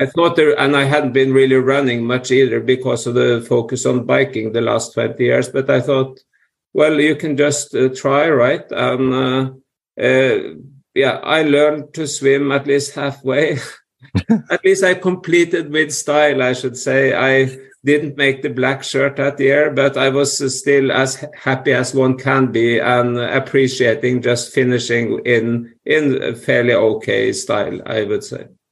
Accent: Norway; growing up in Norway

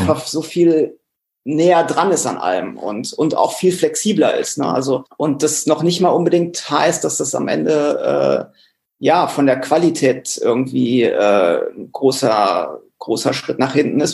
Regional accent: Cologne, North Rhine-Westphalia, Germany; als Kölner

